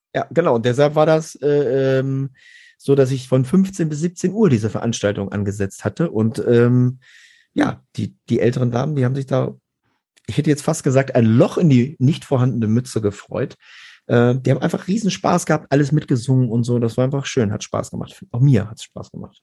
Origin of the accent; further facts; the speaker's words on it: Garbsen, Lower Saxony, Germany; ich komme aus Gerbsen bei Hannover